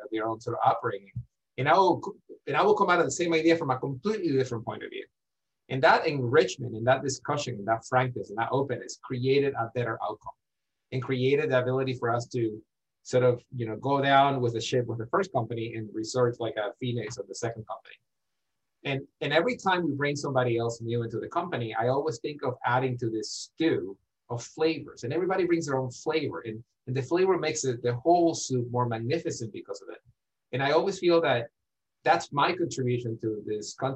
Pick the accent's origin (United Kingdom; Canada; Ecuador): Ecuador; English is a second language; now in United States; I grew up in Ecuador, and I did not grow up, you know, wealthy